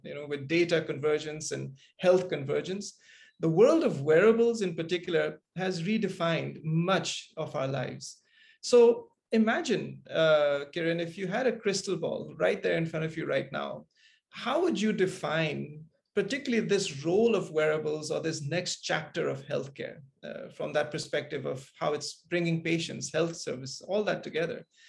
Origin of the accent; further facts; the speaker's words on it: Kuala Lumpur, Malaysia; as a kid growing up in Kuala Lumpur